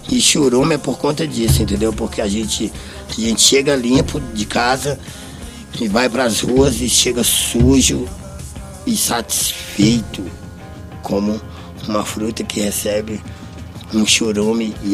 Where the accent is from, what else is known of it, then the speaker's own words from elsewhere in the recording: Brasília, Federal District, Brazil; E eu sou de Brasília, muito concreto, aquela coisa toda adoro borda, essas coisas, corrimão.